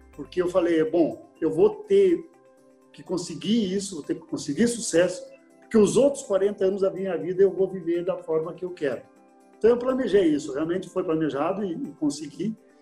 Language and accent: Portuguese; Erechim, Rio Grande do Sul, Brazil; moved away; lá na minha cidade, Erechim